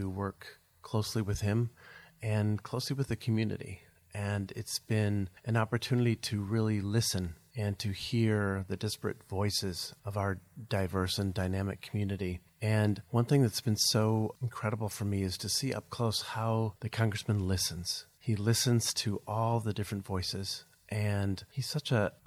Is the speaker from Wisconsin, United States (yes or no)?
yes; Madison, Wisconsin, United States; now in Illinois, United States; growing up in Madison, Wisconsin, I grew up in a very political family